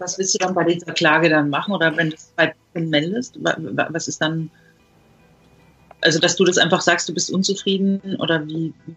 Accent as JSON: {"language": "German", "region": "Franconia", "country": "Germany", "said": "bei uns in Franken"}